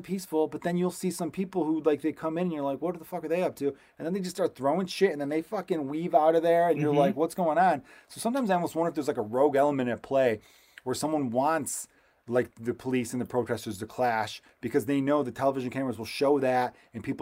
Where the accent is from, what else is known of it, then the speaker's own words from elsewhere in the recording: United States; I am American